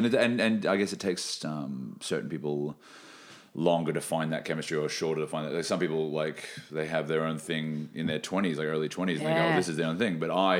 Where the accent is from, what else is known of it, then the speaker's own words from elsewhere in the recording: Brisbane, Queensland, Australia; also born or lived in Sunshine Coast / New South Wales; now in Melbourne, Australia; And I grew up in Brisbane and in the Sunshine Coast. And a little bit in New South Wales, like Lismore, Byron Bay, when I was a really small chil